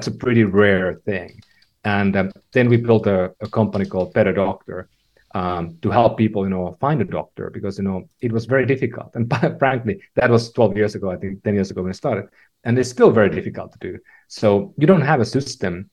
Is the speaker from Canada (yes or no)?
no; Finland; moved away as an adult; also born or lived in California; now in San Francisco, United States; I was born in Finland, lived in a lot of places, but, you know, moved to California about 15 years ago